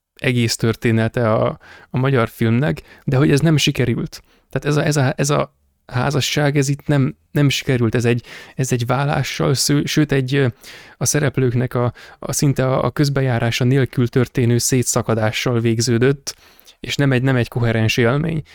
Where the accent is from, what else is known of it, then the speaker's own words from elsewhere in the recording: Hungary; magyar vagyok